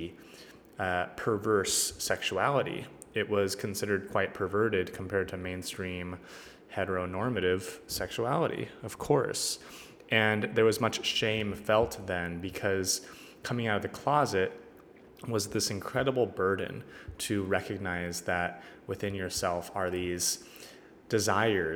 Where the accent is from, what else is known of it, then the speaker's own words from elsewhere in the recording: Northern California, United States; growing up in Northern California